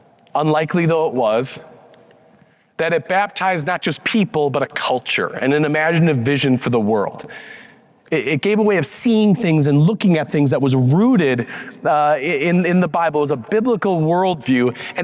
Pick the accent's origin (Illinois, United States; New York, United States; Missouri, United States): Illinois, United States; Wheaton; moved away as an adult; also born or lived in Chicago, Illinois; now in Denver, United States; I grew up in Wheaton, Illinois